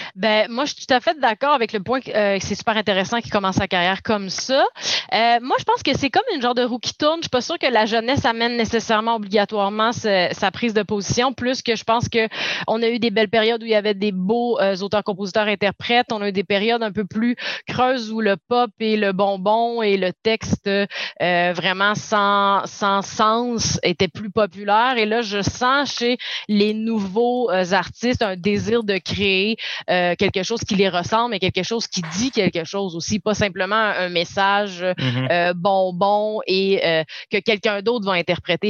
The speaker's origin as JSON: {"language": "French", "town": "Saguenay", "region": "Quebec", "country": "Canada", "said": "je viens du Saguenay"}